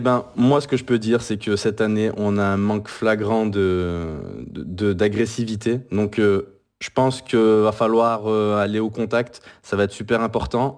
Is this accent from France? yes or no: yes; France; je suis français